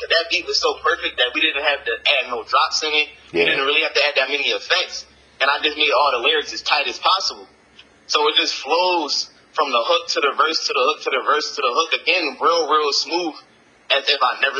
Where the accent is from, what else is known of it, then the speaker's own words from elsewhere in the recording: Jamaica; you know, I'm Jamaican, Caribbean Islands, so all the drums and instruments they were using was just a real at-home vibe to my culture.